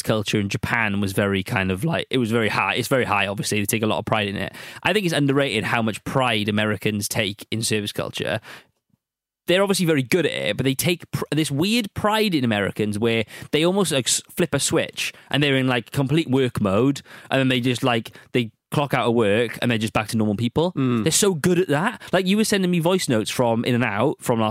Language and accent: English; United Kingdom; as a Brit